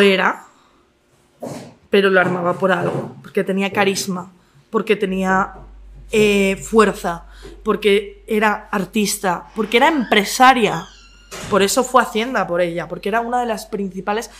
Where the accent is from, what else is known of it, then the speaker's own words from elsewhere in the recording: Madrid, Community of Madrid, Spain; soy madrileña.